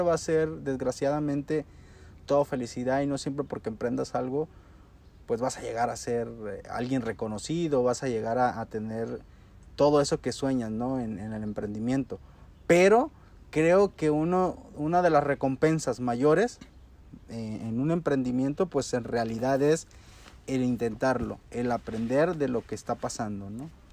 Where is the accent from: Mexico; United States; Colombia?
Mexico; como mexicanos